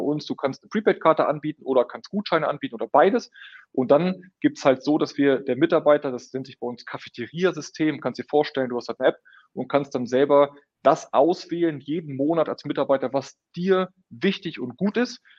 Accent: Münster, North Rhine-Westphalia, Germany; Auch wir Münsteraner

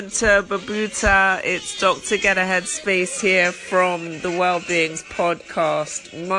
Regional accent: London, United Kingdom; I'm from London in the UK. I practice medicine, but I'm still doing professional exams, so I work as a general practitioner

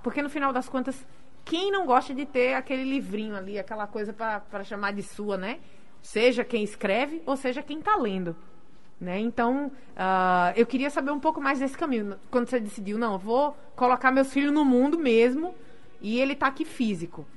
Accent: Natal, Rio Grande do Norte, Brazil; eu nem saí de Natal

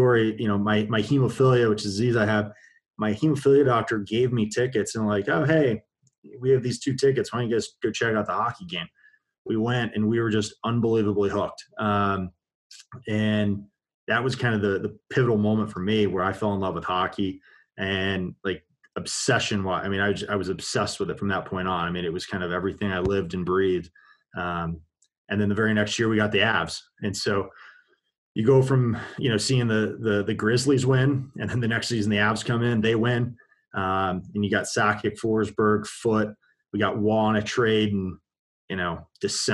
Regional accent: Colorado, United States; I'm probably the worst Colorado native

